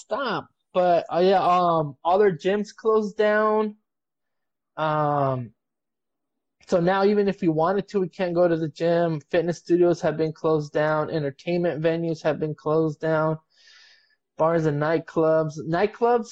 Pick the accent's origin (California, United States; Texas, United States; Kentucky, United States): California, United States; Bloomington; my family, like we're from Bloomington. Like we said, we're from San Bernardino County.